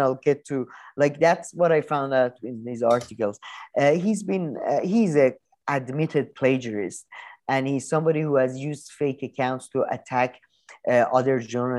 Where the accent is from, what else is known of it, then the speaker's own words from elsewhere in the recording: New York, United States; I'm from New York.